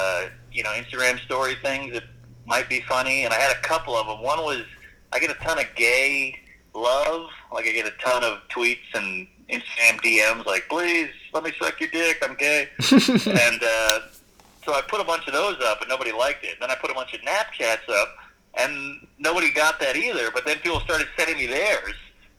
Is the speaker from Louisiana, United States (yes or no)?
yes; New Orleans, Louisiana, United States; And so it's better now, but when I was a kid, it was fucking dicey. And plus, I grew up